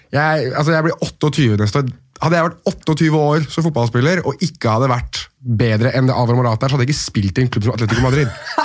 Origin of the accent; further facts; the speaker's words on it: Norway; jeg er nordmann